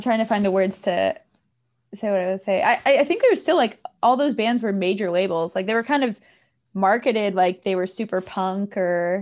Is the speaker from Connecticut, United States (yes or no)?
yes; Connecticut, United States; I grew up in Connecticut